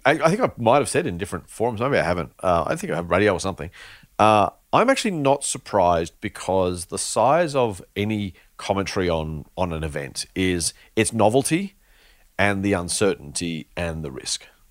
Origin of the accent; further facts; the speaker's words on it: Australia; as an Australian, uh, investor, consumer, s, citizen, resident